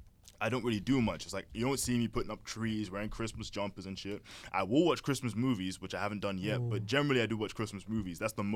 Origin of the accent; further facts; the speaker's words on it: United Kingdom; We're British. Do we celebrate those things?